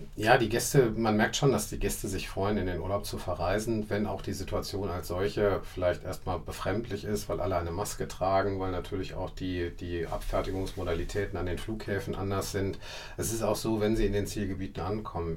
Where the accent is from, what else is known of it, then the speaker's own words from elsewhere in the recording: Essen, North Rhine-Westphalia, Germany; ich wohne auch weiterhin gerne in Essen, weil Essen ist meine Heimatstadt